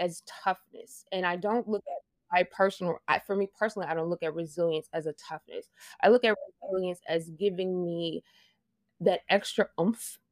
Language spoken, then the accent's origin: English; Bossier City, Louisiana, United States; I am originally from Bossier City, Louisiana. I literally grew up on a swamp, basically.